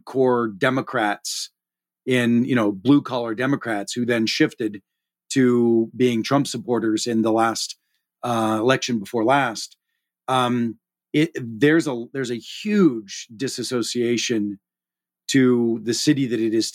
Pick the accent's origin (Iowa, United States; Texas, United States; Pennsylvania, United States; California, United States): Pennsylvania, United States; Pittsburgh; moved away; being a Pittsburgh steelworking immigrant family roots